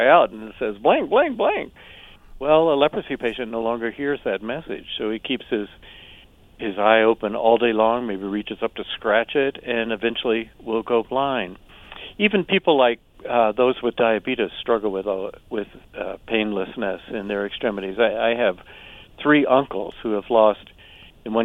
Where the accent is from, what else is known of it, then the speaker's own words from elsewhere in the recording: the South, United States; an old phrase that I heard growing up in the South.